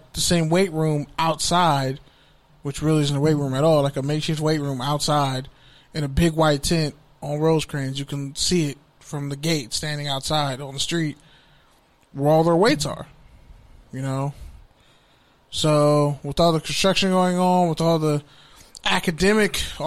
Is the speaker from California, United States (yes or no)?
yes; Bay Area, California, United States; my fellow Bay Area family